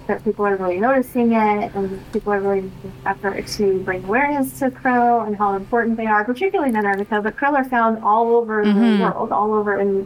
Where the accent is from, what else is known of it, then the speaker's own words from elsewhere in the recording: Southern California, United States; I grew up in Southern California.